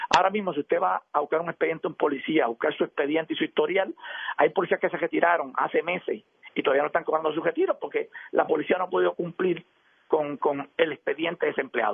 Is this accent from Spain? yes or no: no; Puerto Rico; Yo conozco sectores en mi pueblo